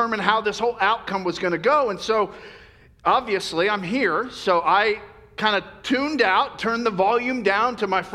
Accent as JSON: {"language": "English", "region": "Florida", "country": "United States", "tie": "born or raised there", "moved": "yes", "lives_now": "California, United States", "said": "when I grew up in Florida, we had, you know, beautiful beaches"}